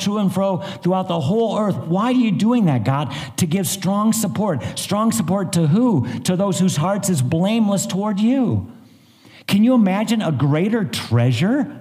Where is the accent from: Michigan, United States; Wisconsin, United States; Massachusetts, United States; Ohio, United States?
Ohio, United States; northern; I grew up in northern Ohio